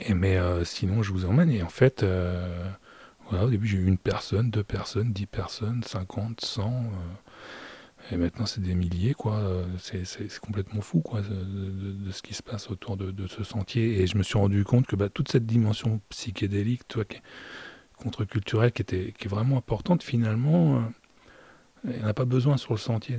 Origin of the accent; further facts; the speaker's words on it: Normandy, France; je suis normand